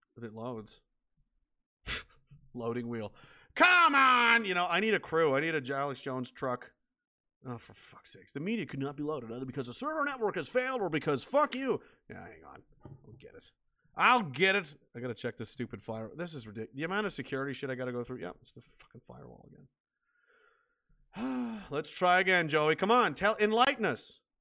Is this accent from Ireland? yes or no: no; Canada; I was an American in a Canadian body